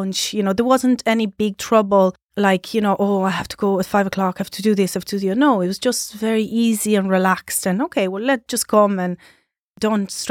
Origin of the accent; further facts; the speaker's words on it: Sardinia, Italy; English is a second language; So we had our Christmas